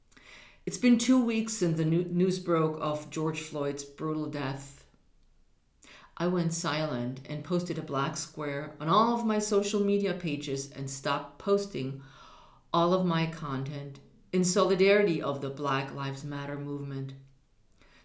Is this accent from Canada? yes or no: no; Germany; now in United States; I was raised in Germany where an underlying racial bias around people of color existed.